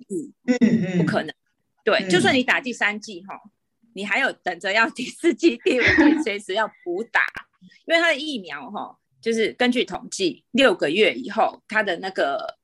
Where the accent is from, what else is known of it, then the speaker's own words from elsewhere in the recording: Taiwan; moved away as an adult; now in Singapore; 身为台湾人好骄傲